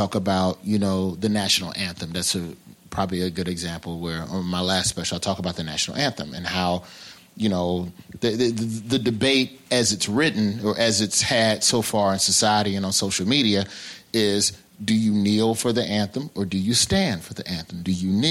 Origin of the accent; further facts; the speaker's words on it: Alabama, United States; I'm a Southerner at heart. You know, I'm from Alabama